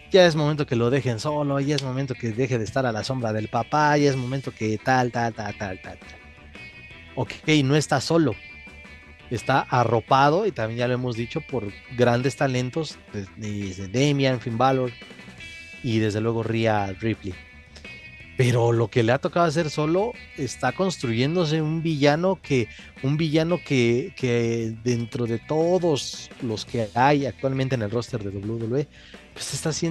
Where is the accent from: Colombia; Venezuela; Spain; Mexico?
Mexico